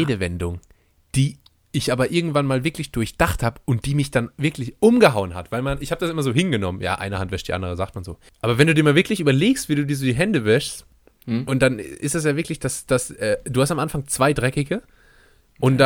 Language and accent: German; Steinweiler, Rhineland-Palatinate, Germany; aus meinem Heimatdorf Steinweiler